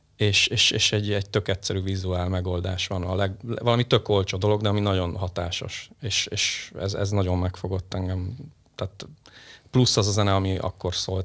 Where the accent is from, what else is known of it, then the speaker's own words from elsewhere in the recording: Sopron, Győr-Moson-Sopron, Hungary; also born or lived in Budapest; én ugye Budapesten születtem, ö, nyolcvankettőben, sajnos most kiderült, hogy negyven vagyok, akkor három éves, három évesen költöztünk, ö, családommal, ö, Sopronba, és onnantól kezdve ugye ott éltünk, élünk